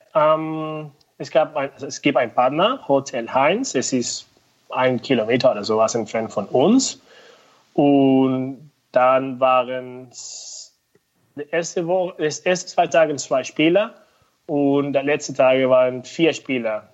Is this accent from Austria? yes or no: no; Venezuela; German is a second language; moved away as an adult; also born or lived in United States; now in Höhr-Grenzhausen, Germany; ich komme aus Venezuela